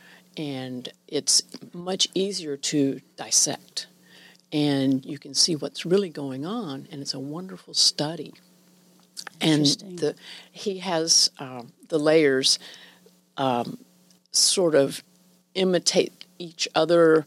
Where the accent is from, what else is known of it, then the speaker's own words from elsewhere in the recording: Winston-Salem, North Carolina, United States; moved away; also born or lived in Colorado / New York; I was born in Winston-Salem